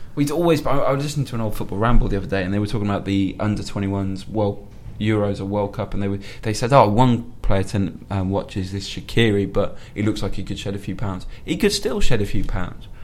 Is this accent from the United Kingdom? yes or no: yes; Welsh, Wales, United Kingdom; being Welsh